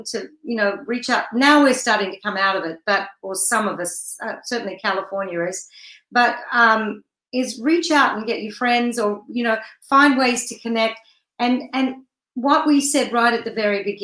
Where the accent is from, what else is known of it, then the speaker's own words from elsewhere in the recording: Australia; moved away as an adult; now in United States; I'm from Australia